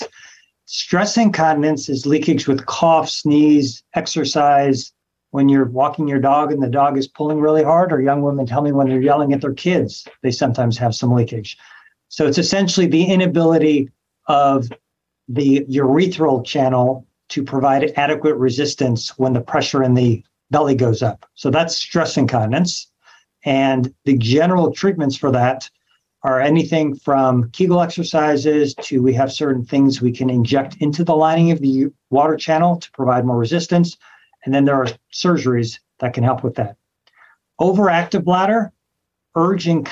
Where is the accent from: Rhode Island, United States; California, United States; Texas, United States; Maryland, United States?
California, United States; Los Angeles; moved away as an adult; also born or lived in New York / Memphis; now in Cleveland, United States; So I'm from Los Angeles, California, trained all over the country, New York, Memphis, Cleveland, a few other places.